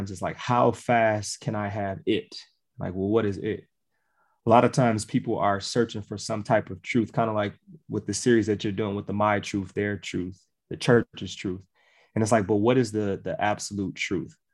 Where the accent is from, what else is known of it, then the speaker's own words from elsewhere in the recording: Milwaukee, Wisconsin, United States; Milwaukee, Wisconsin